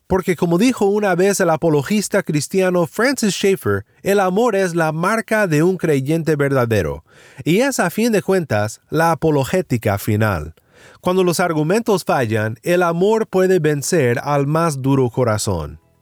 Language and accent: Spanish; Sinaloa, Mexico; en mi pueblo en Sinaloa, México